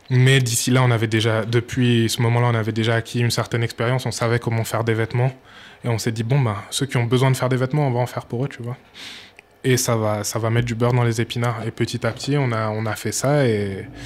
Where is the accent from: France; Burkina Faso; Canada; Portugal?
Burkina Faso; Exactement, ouais. ma mère est burkinabé, ben, je suis burkinabé.